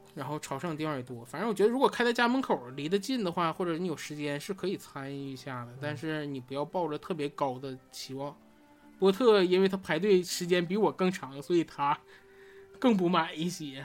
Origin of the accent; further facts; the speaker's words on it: Northeast China, China; 我作为一个东北人